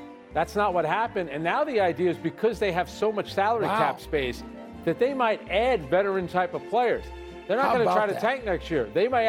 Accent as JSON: {"language": "English", "region": "New York", "country": "United States", "tie": "born or raised there", "said": "growing up in New York"}